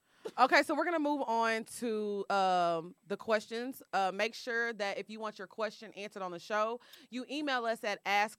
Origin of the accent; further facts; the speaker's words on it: New England, United States; I'm also from New England, adding that in for context because the men are worlds different than in Atlanta.